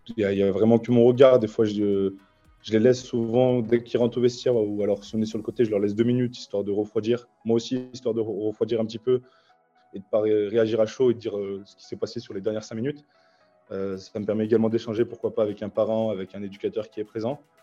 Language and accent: French; Lyon, Auvergne-Rhône-Alpes, France; j'ai grandi aussi à la Croix-Rouge, je suis né ici.